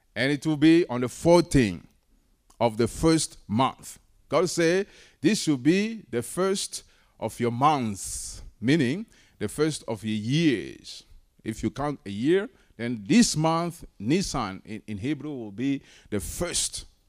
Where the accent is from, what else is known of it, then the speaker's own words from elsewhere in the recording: Togo; moved away; I'm originally from Togo